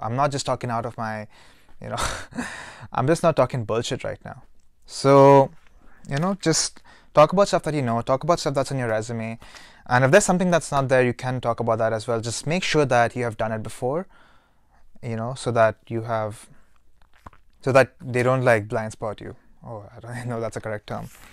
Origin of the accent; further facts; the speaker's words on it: Dubai, United Arab Emirates; moved away; I'm from Dubai.